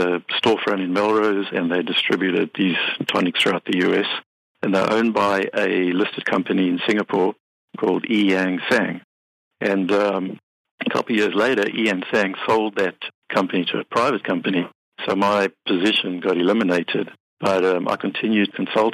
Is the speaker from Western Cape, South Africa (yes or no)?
yes; Cape Town, Western Cape, South Africa; moved away as an adult; now in Los Angeles, United States; I'm from Cape Town, South Africa.